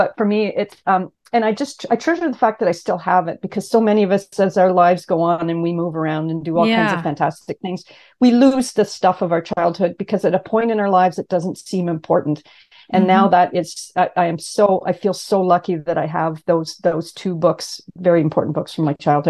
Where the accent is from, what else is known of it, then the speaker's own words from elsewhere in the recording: Ottawa, Ontario, Canada; now in Toronto, Canada; I grew up in Ottawa, Canada.